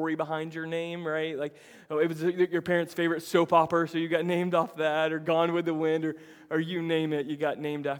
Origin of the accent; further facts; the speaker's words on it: Tampa, Florida, United States; moved away; Tampa, my hometown